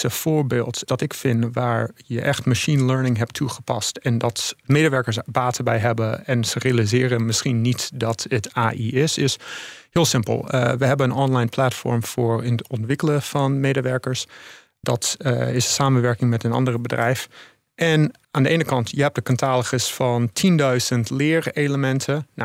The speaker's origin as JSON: {"language": "Dutch", "country": "Netherlands", "tie": "born there", "also_born_or_lived": "United States", "moved": "yes", "said": "ik ben geboren in Nederland, maar ik heb eh, heel lang in het buitenland eh, gewoond. In Amerika specifiek."}